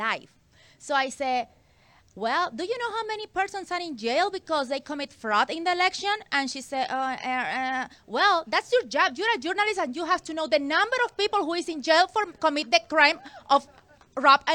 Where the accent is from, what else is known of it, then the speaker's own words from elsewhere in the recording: Nevada, United States; I'm from here, Nevada